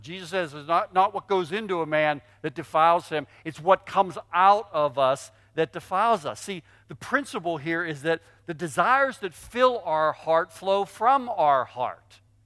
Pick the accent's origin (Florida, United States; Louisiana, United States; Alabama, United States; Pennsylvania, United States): Pennsylvania, United States; Pittsburgh; I grew up in Pittsburgh.